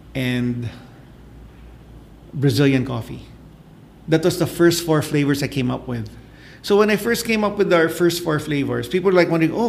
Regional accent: the South, Texas, United States; moved away; I grew up in the South.

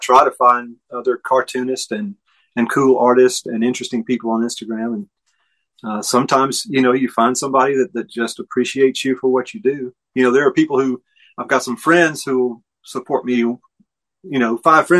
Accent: Newnan, Georgia, United States; now in Atlanta, United States; I was born in Newnan, Georgia, which is the famous birthplace of country singer … And so, and we were, friends in high school or whatever. And so, and went to college in South Georgia, and then moved back up to Atlanta.

